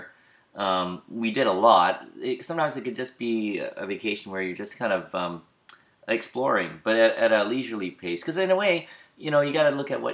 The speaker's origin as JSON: {"language": "English", "country": "Canada", "tie": "born or raised there", "said": "growing up in Canada"}